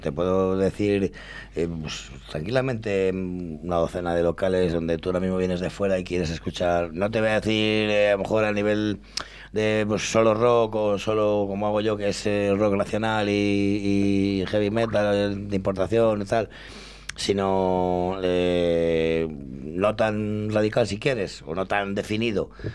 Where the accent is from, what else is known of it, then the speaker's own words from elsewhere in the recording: Llano de Olmedo, Castile and León, Spain; mi pueblo, que es Llano de Olmedo, que está muy cerquita